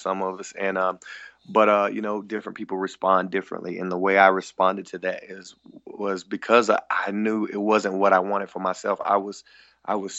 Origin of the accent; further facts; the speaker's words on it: the Bible Belt, United States; growing up in the Bible Belt